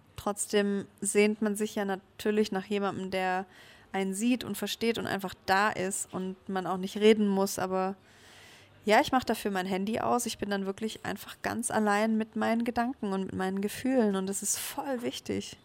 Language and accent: German; Stuttgart, Baden-Württemberg, Germany; deswegen hat es mich auch noch nie aus Stuttgart so wirklich weiter weggezogen, weil ich das, ja, es ist meine Heimat